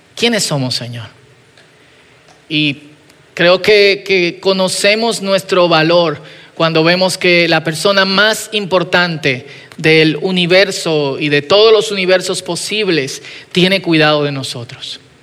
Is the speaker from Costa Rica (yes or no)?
no; Dominican Republic